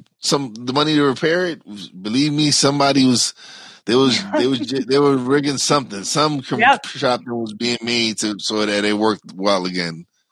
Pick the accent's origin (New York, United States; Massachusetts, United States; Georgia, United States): New York, United States; New York City; I was raised in New York City, Brooklyn